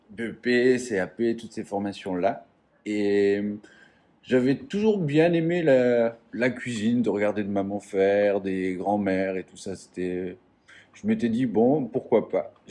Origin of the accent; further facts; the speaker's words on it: eastern France, France; j'ai grandi dans l'est de la France, en métropole, dans un tout petit